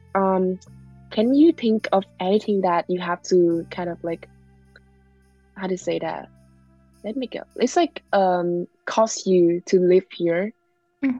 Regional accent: Vietnam; English is a second language; now in Canada; I'm from Vietnam

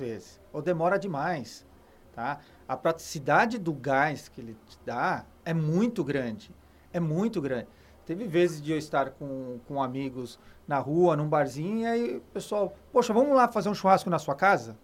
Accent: Brazil; sou do Brasil

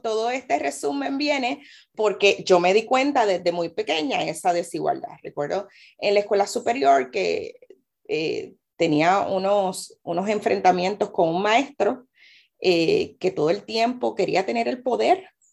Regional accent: Carolina, Puerto Rico; also born or lived in Loíza; como carolinense, Carolina también es un pueblo de personas negras eh, y a veces las personas solamente piensan en Loíza y me lo preguntan y sí, soy de Loíza porque mi familia es loiseña, eh, pero vivo en Carolina

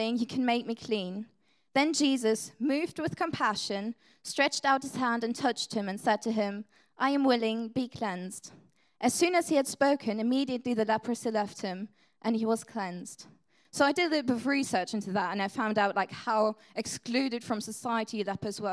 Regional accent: Germany; first language German; English is a second language; moved away; English is not my first language. I'm from Germany

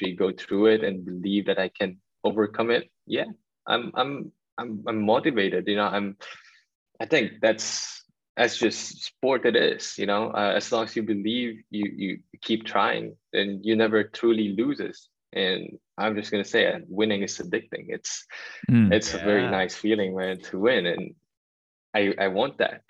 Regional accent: Manila, Metro Manila, Philippines; moved away; me being a Filipino, growing up in Tondo

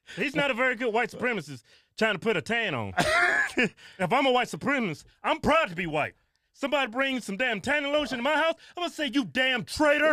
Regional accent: the South, United States; we're from the South

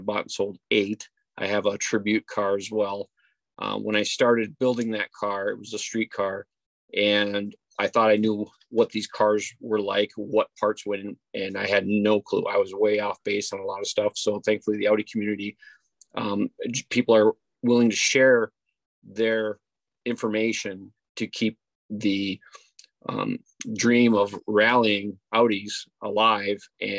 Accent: Marquette, Michigan, United States; growing up in Marquette, Michigan

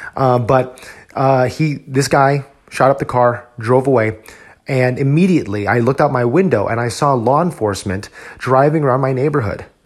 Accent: New Jersey, United States; moved away as an adult; now in Texas, United States; before I moved here to Texas, I was studying for my civil service exam in my home state of New Jersey

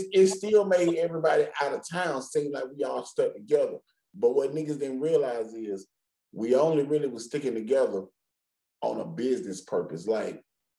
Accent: Decatur, Georgia, United States; my fellow east side niggas

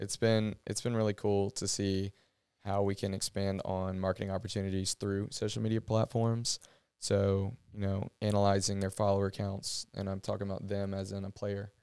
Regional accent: Athens, Georgia, United States; growing up in Athens, being at Georgia

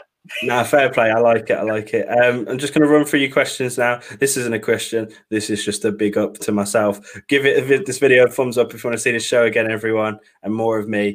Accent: Birmingham, West Midlands, United Kingdom; I'm a Brummie.

